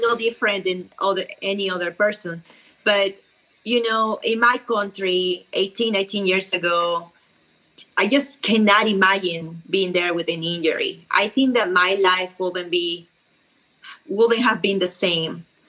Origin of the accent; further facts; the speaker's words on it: Peru; accent: South American; English is a second language; moved away as an adult; also born or lived in Lima, Peru; now in Dallas, United States; I am from Peru, so my accent is very strong